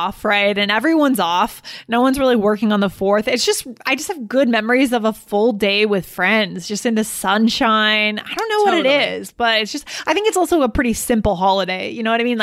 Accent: United States; being American

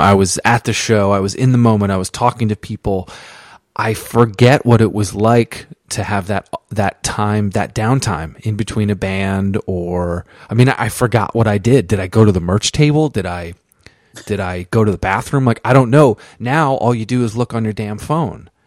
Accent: East Coast, United States; I grew up on the East Coast. I grew up in a small town

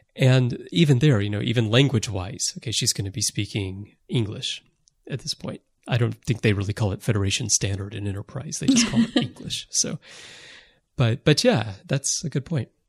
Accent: United States; moved away as an adult; now in Japan; I'm American, but I've lived most of my adult life in Japan

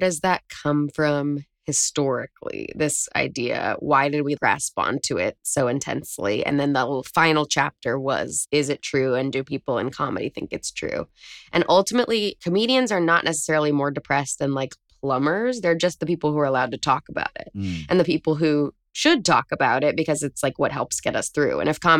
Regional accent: Chicago, Illinois, United States; Jewish from the Midwest. That was thrilling. And then I grew up near Second City

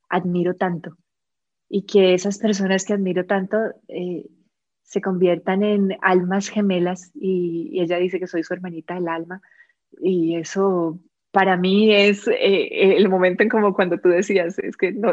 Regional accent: Costa Rica; nos dimos la oportunidad de, como comunidad, acompañarnos como ticos en Madrid, eh, porque yo me siento tica

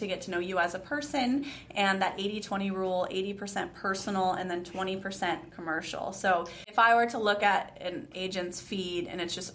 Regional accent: Chandler, Arizona, United States; also born or lived in Queen Creek, Arizona; I live in Queen Creek. I grew up in Chandler.

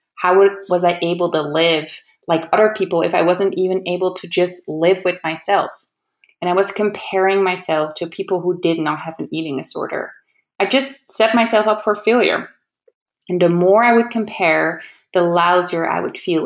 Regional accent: Amsterdam, North Holland, Netherlands; moved away as an adult; now in California, United States; I'm originally from Amsterdam in the Netherlands

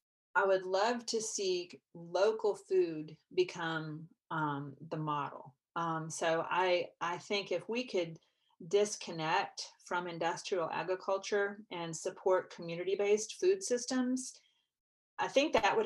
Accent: Illinois, United States; moved away as an adult; now in Birmingham, United States; growing up in Illinois among the corn and bean fields there

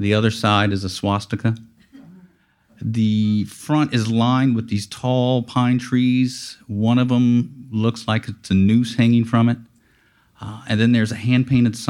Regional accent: Lafayette, Louisiana, United States; I'm from Lafayette, Louisiana, not too far from here

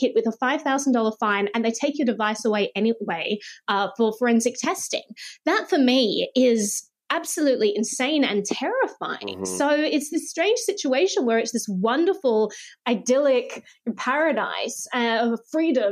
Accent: Australia

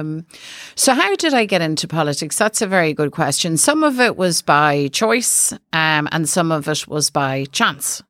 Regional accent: Dublin, Leinster, Ireland; I'm from South Dublin

